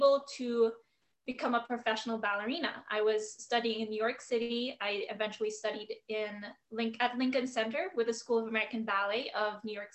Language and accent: English; Philippines; now in United States; I was born and raised in the Philippines